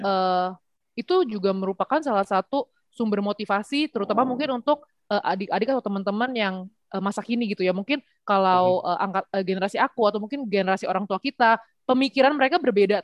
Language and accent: Indonesian; Indonesia; moved away; aku memang lahir dan besar di Indonesia tapi dari kecil tuh masuknya tuh sekolah internasional